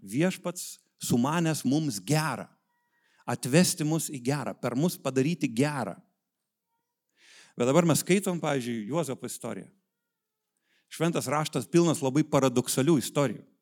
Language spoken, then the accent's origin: Lithuanian; Vilnius, Vilnius County, Lithuania; esu iš Vilniaus